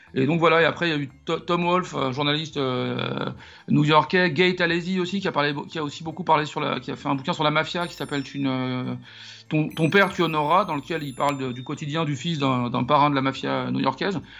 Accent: Paris, Île-de-France, France; je suis né et j'ai grandi à Paris

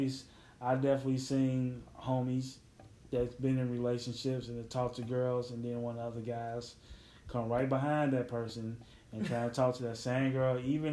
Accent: Chicago, Illinois, United States; I'm from Chicago

